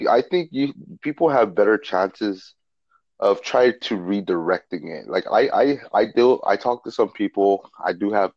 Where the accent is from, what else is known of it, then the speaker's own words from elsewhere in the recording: Guam; I'm from Guam